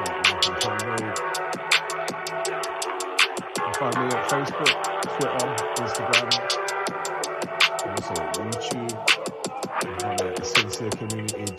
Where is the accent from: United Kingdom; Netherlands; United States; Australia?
United Kingdom; Bath, South West England; It's my hometown, that's where I was born and raised